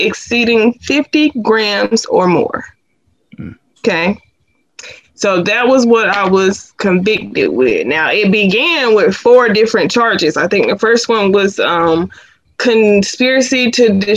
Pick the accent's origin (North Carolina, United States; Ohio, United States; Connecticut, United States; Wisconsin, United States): North Carolina, United States; Sanford; I am from Sanford, North Carolina